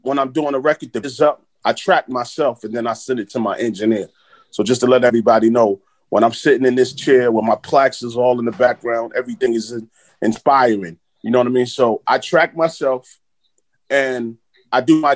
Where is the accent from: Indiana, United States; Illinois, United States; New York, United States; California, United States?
New York, United States; New York City; growing up in Flatbush, Brooklyn